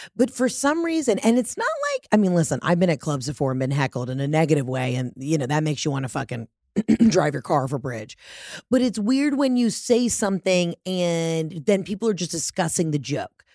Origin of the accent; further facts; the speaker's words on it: Atlanta, Georgia, United States; moved away as an adult; also born or lived in New York; I'm from Atlanta, the home of Coca-Cola